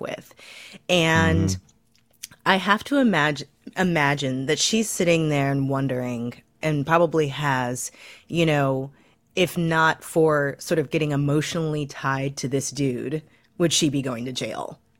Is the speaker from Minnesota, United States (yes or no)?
no; Missouri, United States; my home state of Missouri.